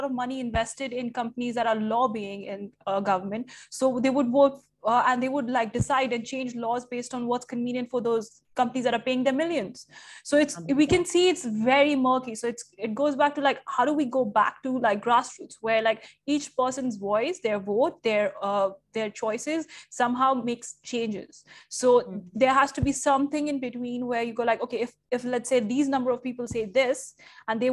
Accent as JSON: {"language": "English", "country": "India", "moved": "yes", "lives_now": "Dubai, United Arab Emirates", "said": "I'm Indian"}